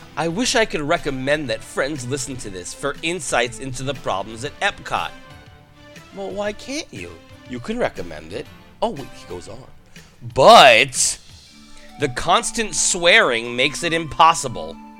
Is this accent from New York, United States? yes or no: yes; New York, United States; I'm from New York